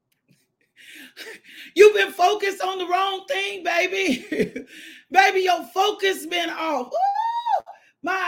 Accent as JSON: {"language": "English", "region": "the South", "country": "United States", "said": "I'm from the South, and my South come out sometime."}